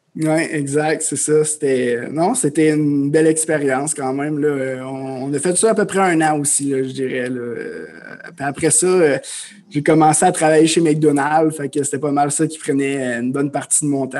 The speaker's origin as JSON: {"language": "French", "town": "Amos", "region": "Quebec", "country": "Canada", "tie": "born or raised there", "moved": "as an adult", "said": "je suis un, jeune homme originaire de l'Abitibi-Témiscamingue. Donc, euh, je viens d'Amos. j'ai grandi là, mes parents viennent de là"}